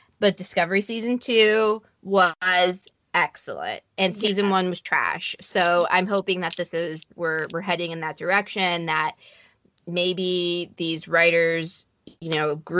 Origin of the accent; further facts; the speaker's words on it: Miami, Florida, United States; I grew up in Miami